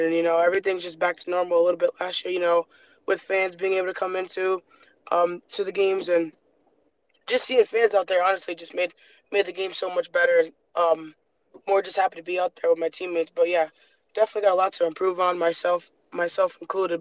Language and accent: English; Rhode Island, United States; born or raised there; moved away as an adult; also born or lived in Michigan